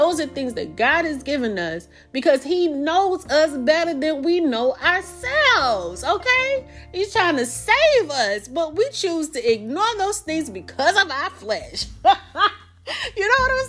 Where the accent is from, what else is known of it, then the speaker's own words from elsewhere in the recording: the South, United States; accent: Southern; I live in the South, if you can't already tell by my accent